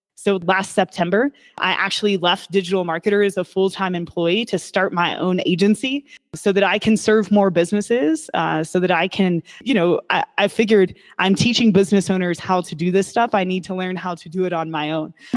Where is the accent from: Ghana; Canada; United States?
United States; Kentucky; I was born and raised in Kentucky